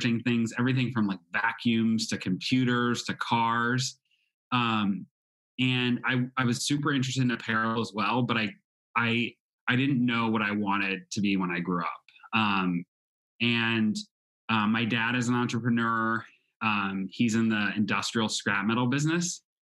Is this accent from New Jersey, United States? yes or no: no; Clayton, Missouri, United States; I'm originally from St. Louis, Missouri. Actually, a town called Clayton, which is a suburb outside of the city of St. Louis